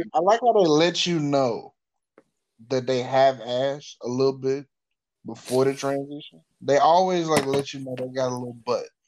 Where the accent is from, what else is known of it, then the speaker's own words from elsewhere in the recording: the South, United States; I'm from the South